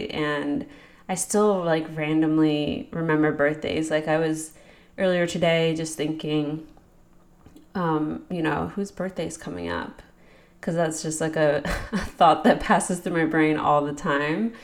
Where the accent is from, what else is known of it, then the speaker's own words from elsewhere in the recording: a suburb of Philadelphia, Pennsylvania, United States; I'm from Pennsylvania, a suburb of Philadelphia.